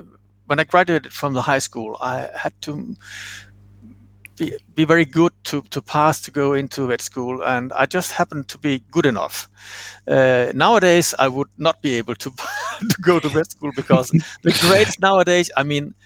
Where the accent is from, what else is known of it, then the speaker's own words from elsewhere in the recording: west Zealand, Denmark; So 1 hour from Copenhagen, that's where I grew up in the province